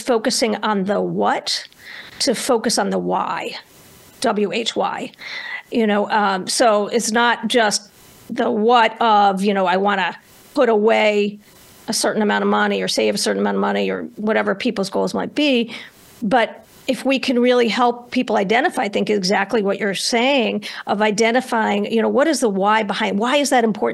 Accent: Northeast United States, United States; I grew up in the Northeast United States

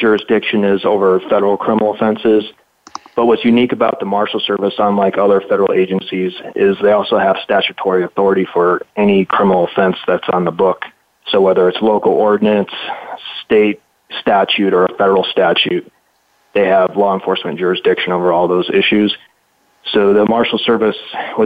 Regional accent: Chicago, Illinois, United States; moved away as an adult; also born or lived in Minneapolis, Minnesota / Philadelphia, Pennsylvania; now in Arizona, United States; I grew up in Chicago

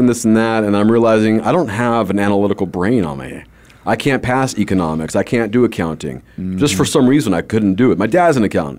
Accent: Los Angeles, California, United States; moved away; I grew up in Southern California in Los Angeles area, Northridge to be exact.

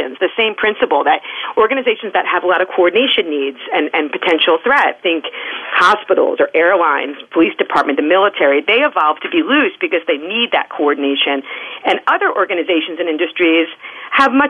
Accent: New York City, New York, United States; now in Washington, D.C., United States; I'm a New Yorker

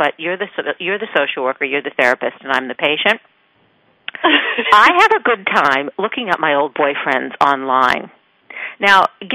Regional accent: Maine, United States; moved away; a friend that I grew up with in Maine

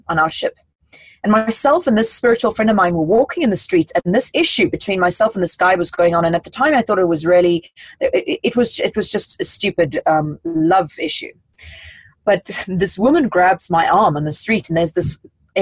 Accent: South Africa; moved away; I come from South Africa

